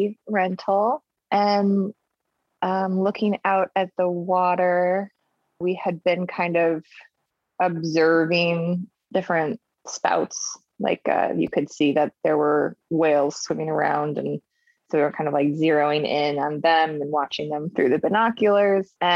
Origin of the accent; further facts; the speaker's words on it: Chicago, Illinois, United States; now in San Diego, United States; growing up in Chicago